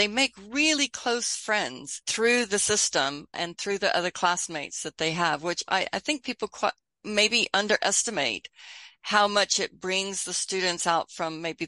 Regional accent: Texas, United States; also born or lived in United Kingdom; I have this funny accent where I would say hello because I lived in Britain a long time, but I grew up in Texas and I'm there now, so I'd also say howdy.

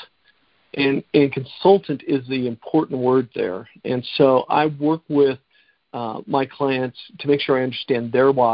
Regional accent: Denver, Colorado, United States; I grew up in South Denver

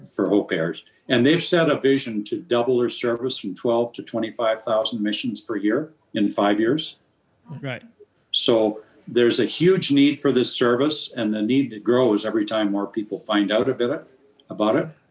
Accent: Nelson, British Columbia, Canada; Nelson, BC, which happens to be my hometown

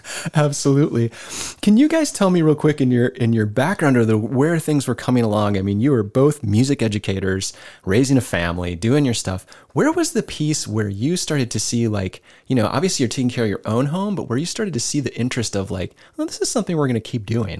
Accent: Decorah, Iowa, United States; side of Decorah. I grew up on North Street as a kid until my folks moved just up out of town.

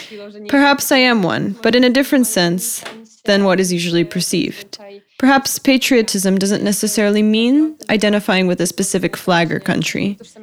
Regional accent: Ukraine; for example, when hitchhiking somewhere in Poland, the moment I say I'm from Ukraine, I am immediately associated with Ukrainian workers.

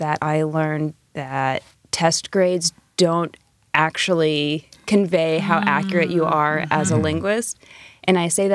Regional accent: Southern Illinois, United States; moved away; I grew up in Southern Illinois

